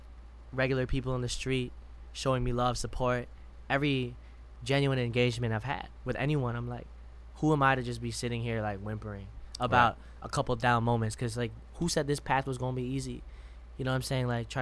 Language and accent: English; Madison, Wisconsin, United States; moved away; growing up in Madison.